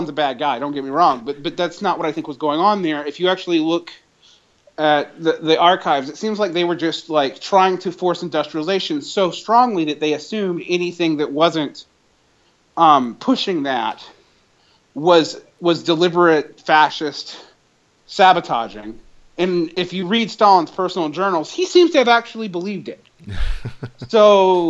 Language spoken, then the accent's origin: English; Georgia, United States; I grew up in the Deep South